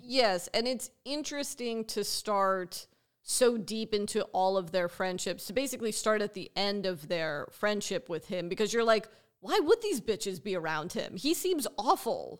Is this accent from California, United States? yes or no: yes; Los Angeles, California, United States; as someone who grew up here